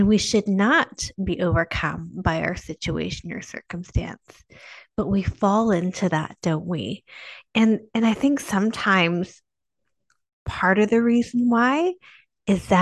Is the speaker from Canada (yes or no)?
yes; Canada; I'm Canadian